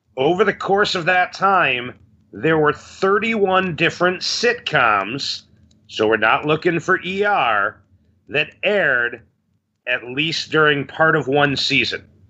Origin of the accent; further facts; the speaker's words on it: Chicago, Illinois, United States; I am from Chicago, Illinois